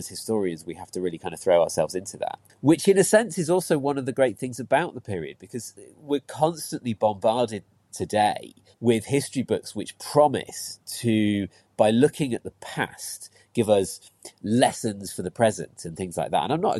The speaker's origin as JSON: {"language": "English", "town": "Christchurch", "region": "South West England", "country": "United Kingdom", "tie": "born or raised there", "also_born_or_lived": "Leeds", "said": "When I was five, we moved down to Dorset, lived down by the sea in Christchurch, which was lovely."}